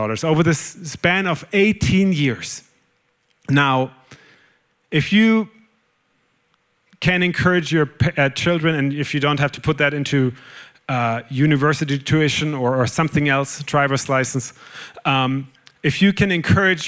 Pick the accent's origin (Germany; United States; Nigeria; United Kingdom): Germany; accent: German; English is a second language; moved away; I'm German, whoever hasn't figured that out yet on my accent. I'm German